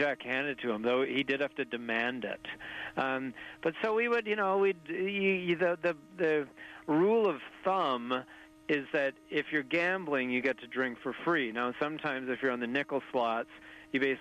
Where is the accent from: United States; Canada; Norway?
Canada; Desolation Sound, British Columbia; growing up in Desolation Sound, B.C., remote coastal wilderness where we have a cabin